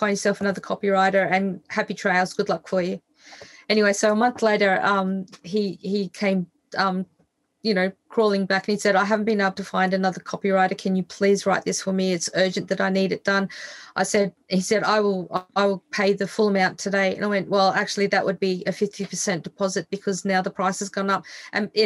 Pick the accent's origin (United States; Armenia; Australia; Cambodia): Australia; I grew up in Australia where we have this hideous thing that we call the tall poppy syndrome